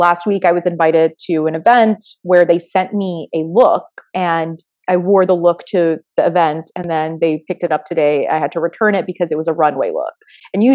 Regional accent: Florida, United States; I was born in Florida

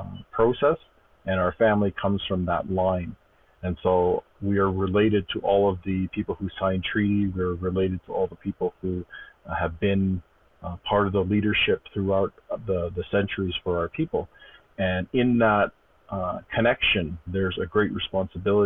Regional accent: Stoney Nakoda First Nation, west of Calgary, Alberta, Canada; I come from the Stoney Nakoda First Nation west of Calgary. Grew up there

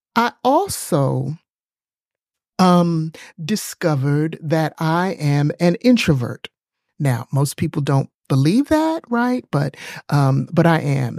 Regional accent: New York City, New York, United States; also born or lived in East Texas; now in Texas, United States; I grew up in New York City

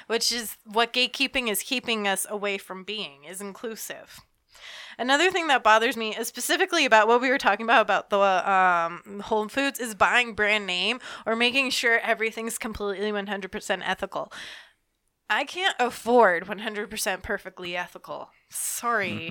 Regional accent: Georgia, United States; I'm from Georgia

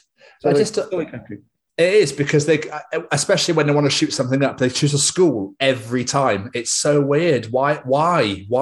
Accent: Scotland, United Kingdom; now in Cardiff, United Kingdom; I'm not Welsh. I'm Scottish.

